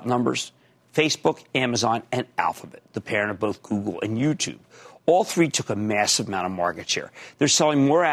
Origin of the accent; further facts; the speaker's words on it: Philadelphia, Pennsylvania, United States; growing up in Philadelphia